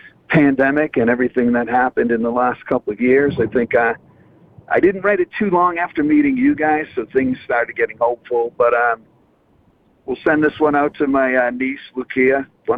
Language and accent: English; Boston, Massachusetts, United States; accent: thick Boston; because of my thick Boston accent